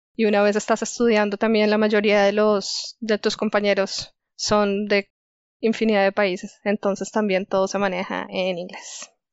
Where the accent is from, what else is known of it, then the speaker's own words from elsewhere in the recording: Chía, Cundinamarca, Colombia; moved away as an adult; also born or lived in Delft, Netherlands; yo soy colombiana. Yo nací en Chía, que es un pueblito que queda muy cerca a Bogotá